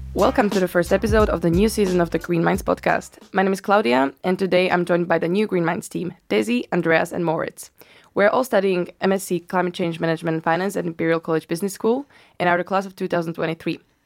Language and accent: English; Bratislava, Bratislava Region, Slovakia; moved away as an adult; also born or lived in Amsterdam / Berlin; now in London, United Kingdom; I, I'm from Slovakia, from Bratislava.